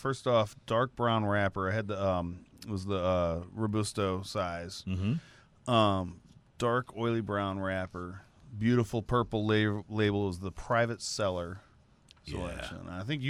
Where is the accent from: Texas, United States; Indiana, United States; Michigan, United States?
Texas, United States; Liberty; Okay, now I grew up in Liberty, Texas.